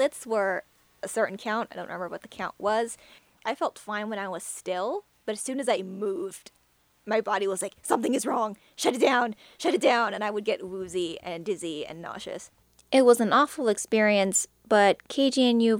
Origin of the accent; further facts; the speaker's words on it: Thailand; now in United States; growing up in Thailand.